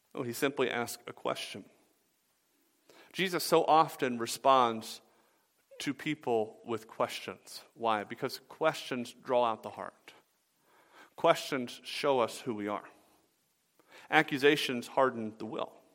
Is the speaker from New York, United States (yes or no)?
no; Atlanta, Georgia, United States; I grew up in Atlanta